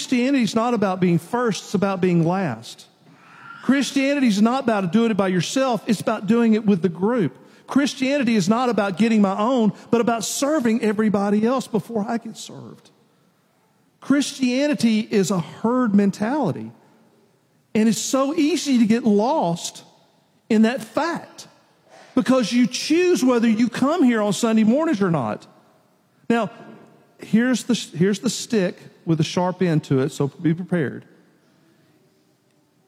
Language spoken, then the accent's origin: English; Nashville, Tennessee, United States; I grew up in Nashville, in town